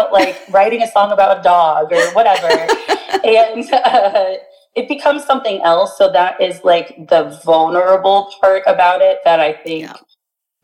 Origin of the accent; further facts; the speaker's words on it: Bradenton, Florida, United States; my hometown of Bradenton, Sarasota area